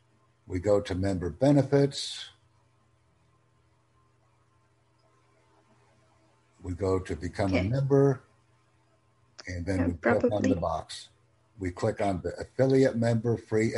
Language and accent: English; United States; I'm from the United States